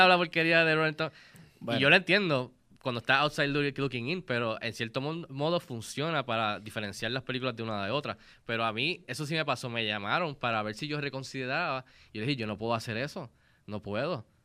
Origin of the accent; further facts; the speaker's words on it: Puerto Rico; como puertorriqueños